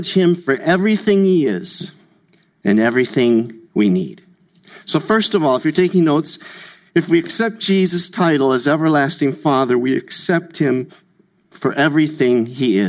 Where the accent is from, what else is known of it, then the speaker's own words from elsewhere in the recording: Burnsville, Minnesota, United States; we grew up in Burnsville, south of the downtown, about 20 minutes